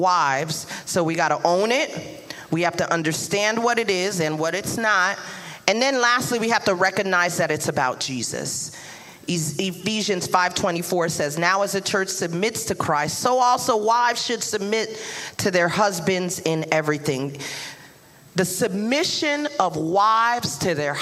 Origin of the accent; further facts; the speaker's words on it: New York City, New York, United States; that Brooklyn will come out real quick